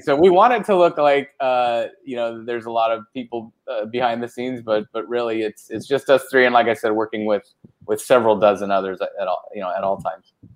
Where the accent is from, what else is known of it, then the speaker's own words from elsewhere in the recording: Orange County, California, United States; also born or lived in Fresno, California; I grew up in Orange County